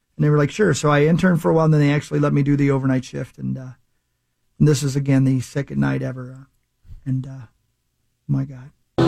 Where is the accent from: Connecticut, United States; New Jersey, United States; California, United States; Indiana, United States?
Indiana, United States; you could hear us in Columbus, you could hear us in Springfield, all the way back to my hometown